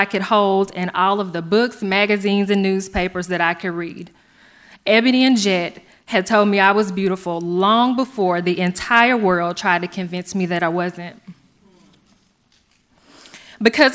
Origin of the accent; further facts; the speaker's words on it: Stuttgart, Arkansas, United States; Growing up in Stuttgart